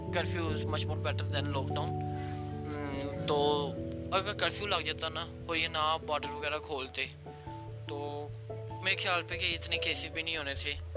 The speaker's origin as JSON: {"language": "Urdu", "country": "Pakistan", "said": "میں پاکستان سے ہوں"}